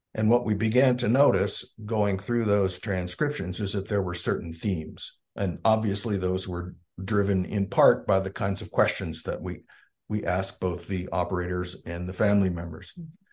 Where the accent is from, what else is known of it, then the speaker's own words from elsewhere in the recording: York, Pennsylvania, United States; moved away as an adult; also born or lived in Bisbee, Arizona; now in Arizona, United States; we moved back to Pennsylvania when I was about six months old, and I grew up in southeastern Pennsylvania, a town called ah. York.